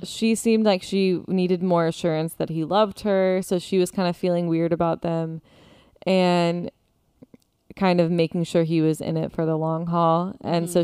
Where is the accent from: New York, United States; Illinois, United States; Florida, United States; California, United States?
Florida, United States; we are from Florida